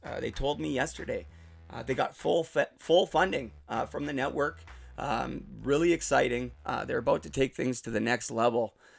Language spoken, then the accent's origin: English; Port Coquitlam, British Columbia, Canada; now in Utterson, Canada; I'm originally from Port Coquitlam, which is out west near Vancouver. Right now I'm living in Ontario, in Muskoka, in Utterson.